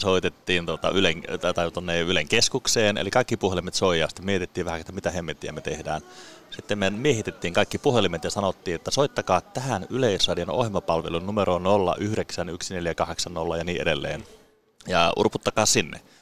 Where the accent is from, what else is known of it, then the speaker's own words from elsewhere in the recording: Salla, Lapland, Finland; mä oon siis kotoisin tuota Lapista, Sallasta